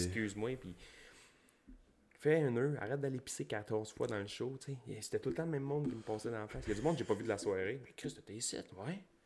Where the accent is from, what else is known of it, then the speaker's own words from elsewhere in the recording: Gaspésie, Quebec, Canada; On vient du fin fond de la Gaspésie, d'un rang